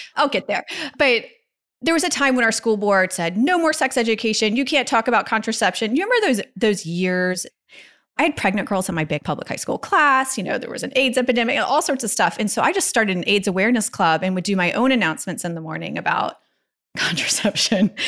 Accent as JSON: {"language": "English", "town": "Virginia Beach", "region": "Virginia", "country": "United States", "tie": "born or raised there", "said": "growing up in Virginia Beach"}